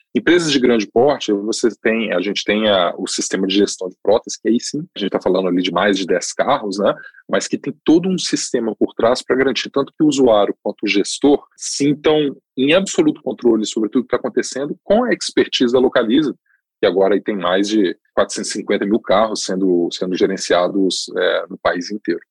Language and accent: Portuguese; Brazil; como brasileiros, como, né, moradores aqui